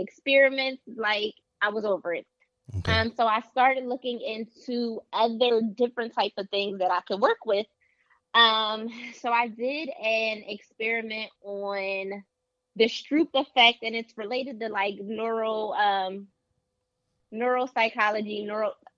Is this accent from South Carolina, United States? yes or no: no; Philadelphia, Pennsylvania, United States; I am a Philadelphia native, born and raised in Philadelphia.